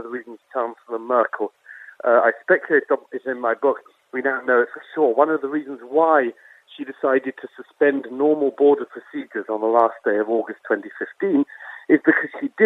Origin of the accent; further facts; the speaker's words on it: United Kingdom; I'm from Britain, as you can tell